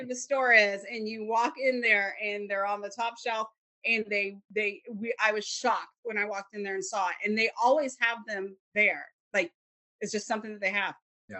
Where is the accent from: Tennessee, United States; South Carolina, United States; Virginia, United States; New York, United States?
South Carolina, United States; moved away; I grew up in South Carolina